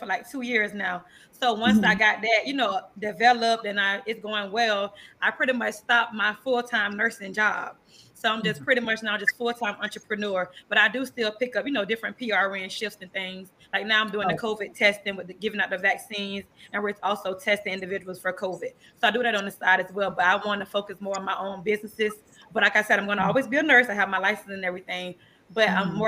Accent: Tampa, Florida, United States; accent: country accent; also born or lived in Quincy, Florida; We moved to Tampa, Florida when I was 9 years old.

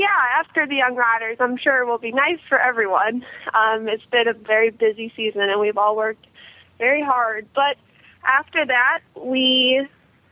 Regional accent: Ohio, United States; I'm from Ohio

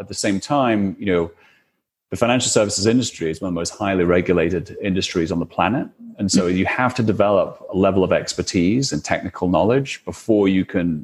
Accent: United Kingdom; probably you can tell from my accent, but I'm from the UK

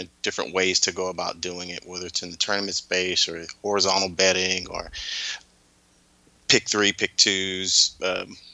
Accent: Houston, Texas, United States; I grew up in Houston

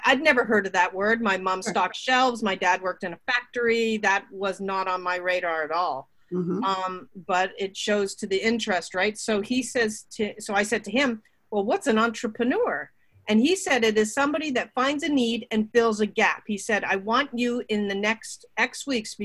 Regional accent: Burlington, Ontario, Canada; also born or lived in Toronto; I grew up in Burlington, Ontario.

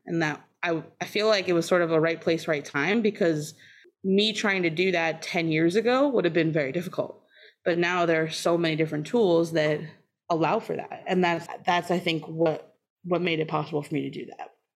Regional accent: outside of Boston, Massachusetts, United States; also born or lived in Maine / Oakland; now in Wisconsin, United States; I grew up outside of Boston

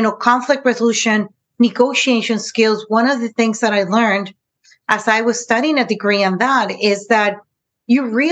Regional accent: San Diego, California, United States; also born or lived in Tijuana, Mexico; I was born in San Diego, California, but yet, you know, I was always in between the borders

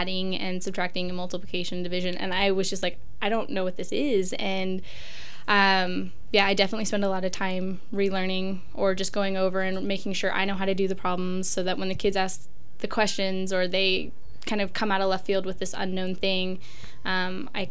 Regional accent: Pullman, Washington, United States; I'm actually from Pullman. I went to middle school and high school here. My dad was a Marine, so we traveled before

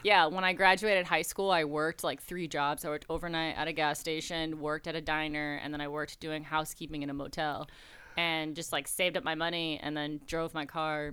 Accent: Buffalo, New York, United States; moved away as an adult; I'm from Buffalo, home of the Bills and Niagara Falls and chicken wings

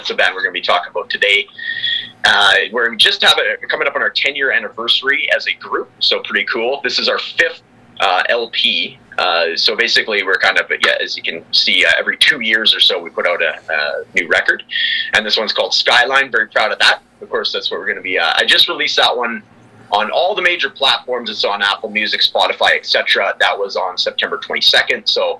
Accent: Prince George, British Columbia, Canada; moved away as an adult; also born or lived in Edmonton / Calgary; So I was born in Prince George, BC, 80,000 people. So that's when we moved to Edmonton. We started in Calgary, about 1 million people.

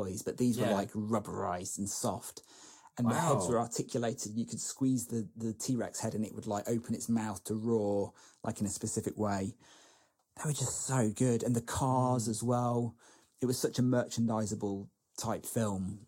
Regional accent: Lincolnshire, East Midlands, United Kingdom; where I grew up in Lincolnshire, the local newspaper was the Lincolnshire Echo

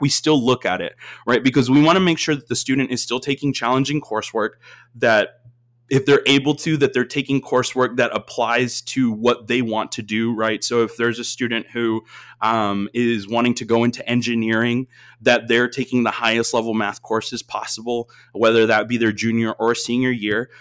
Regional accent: Austin, Texas, United States; I, I grew up in Austin, Texas

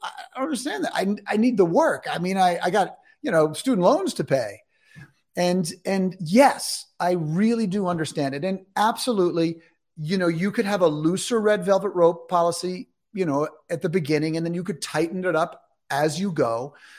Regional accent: New York City, New York, United States; I'm from New York City. That's where I grew up.

